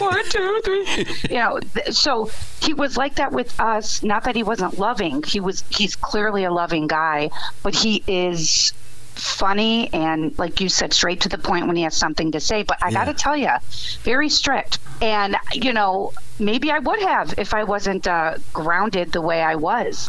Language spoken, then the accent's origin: English; Chicago, Illinois, United States; I grew up in a nice little Polish neighborhood. Everybody knew everybody. Yes. Well, Catholic, you know, Catholic girl from the Southwest side